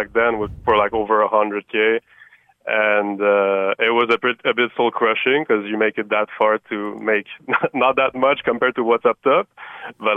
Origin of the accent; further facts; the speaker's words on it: Montreal, Quebec, Canada; now in Las Vegas, United States; I'm from Montreal